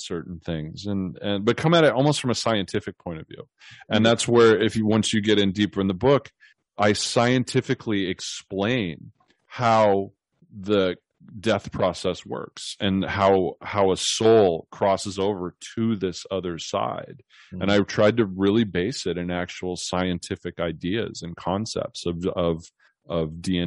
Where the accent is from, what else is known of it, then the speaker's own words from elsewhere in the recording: the Northwest, Pacific Northwest, United States; now in California, United States; I grew up in the Northwest where, you know, you're very close to nature and rural areas.